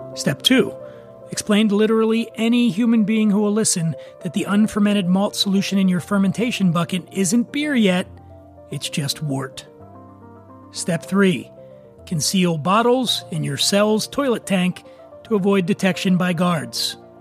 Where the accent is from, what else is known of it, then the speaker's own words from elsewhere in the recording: Philadelphia, Pennsylvania, United States; my hometown